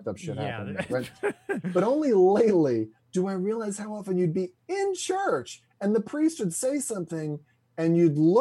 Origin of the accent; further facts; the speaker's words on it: Kentucky, United States; moved away; I grew up, again, in Ohio, I grew up in Kentucky, but it's right on the border, so I kind of mentally jump us into Ohio